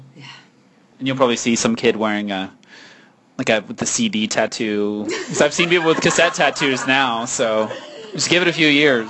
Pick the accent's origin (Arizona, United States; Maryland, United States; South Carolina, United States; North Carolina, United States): North Carolina, United States; Raleigh; I'm from Raleigh as well, actually, yeah. Born and raised up